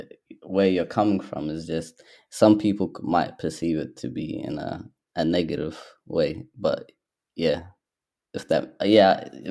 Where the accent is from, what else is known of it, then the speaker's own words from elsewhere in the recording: Somalia; now in Australia; So I would say that I'm Somali and I'm also Australian because I've spent half my life here. I spent half my life there, so it would just be quite obvious.